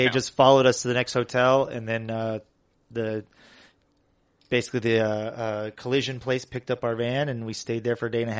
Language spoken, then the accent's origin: English; Oxnard, California, United States; moved away as an adult; also born or lived in Michigan; now in Columbus, United States; I grew up, I landed in Oxnard, Port Hueneme area when I was 10.